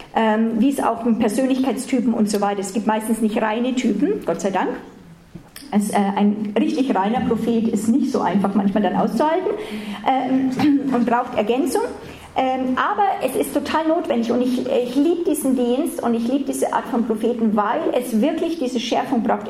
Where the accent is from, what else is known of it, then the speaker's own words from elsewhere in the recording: Germany; für uns nicht so wohlanständig, oft als Deutsche